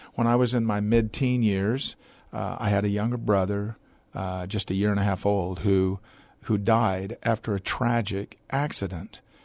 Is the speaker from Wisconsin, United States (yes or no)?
no; Portland, Oregon, United States; moved away as an adult; now in Texas, United States; born in the Pacific Northwest in Portland, Oregon. Uh, my father was not, strictly speaking, a, a pastor, but he taught Bible college in Portland. I was raised in a large family.